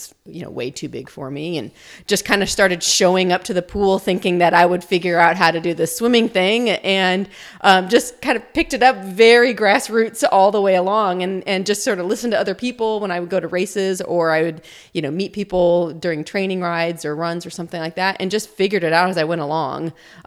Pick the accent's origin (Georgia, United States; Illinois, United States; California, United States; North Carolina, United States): Illinois, United States; moved away as an adult; also born or lived in Tucson, Arizona; So I'm from the States. I grew up in a small town in Illinois, but have been in Tucson, Arizona now for 20 years.